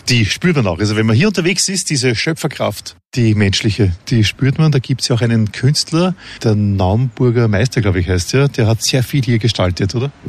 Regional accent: Austria; bei uns in Österreich

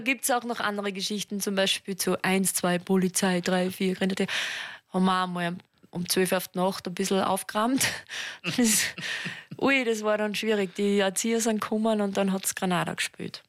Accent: Mürztal, Styria, Austria; also born or lived in Schladming; ich komme ja aus, aus dem Mirztal

